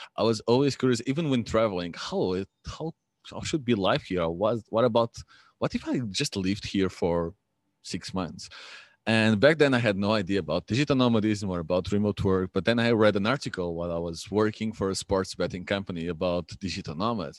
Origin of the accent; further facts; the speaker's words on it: Lisbon, Portugal; I'm from Lisbon